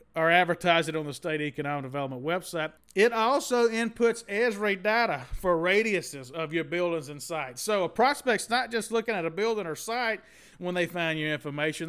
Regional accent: Southern Mississippi, United States; I went to Mississippi State, but I'm from Southern Mississippi

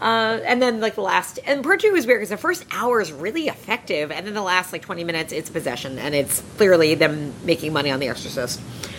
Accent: Long Island, New York, United States; I'm from Long Island.

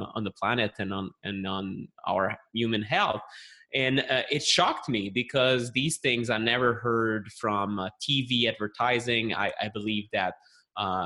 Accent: Montreal, Quebec, Canada; accent: French Canadian; English is a second language; I'm a health journalist from Montreal, Canada. You can maybe tell that from the accent, although most people think I'm French from France, but that's different. It's a French Canadian from Quebec.

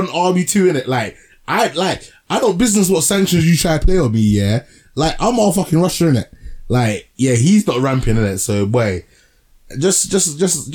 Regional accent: Ghana; now in United Kingdom; I'm Ghanaian

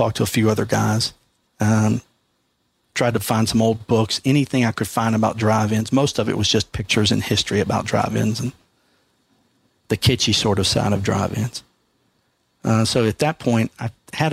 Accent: Mississippi, United States; now in Virginia, United States; I'm originally from Mississippi

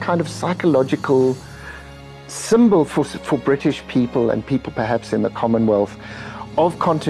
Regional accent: South Africa; And then I said, you know, Your Majesty, I'm from South Africa.

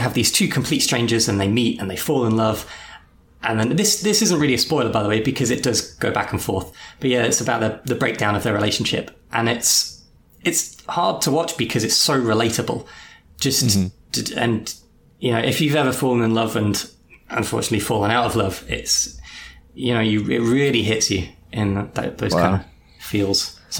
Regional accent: England, United Kingdom; someone like we'll mention that from England

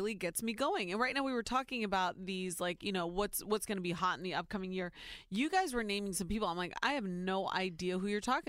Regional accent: Ohio, United States; born or raised there

